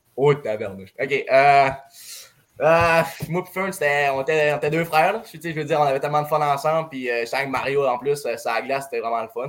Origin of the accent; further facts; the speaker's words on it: Saguenay, Quebec, Canada; je viens du Saguenay